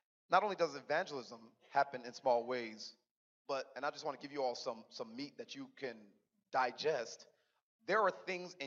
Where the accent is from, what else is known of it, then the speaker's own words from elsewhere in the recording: Riverside, Los Angeles, Southern California, United States; moved away; I'm actually born and raised in Southern California